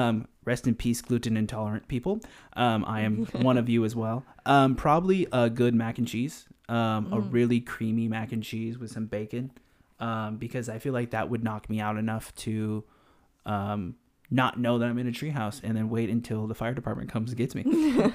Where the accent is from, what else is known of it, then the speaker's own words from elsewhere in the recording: California, United States; So the average crackhead in the Bay Area, and we're taking this because we're actually from the Bay Area, is probably a good 10 miles per hour.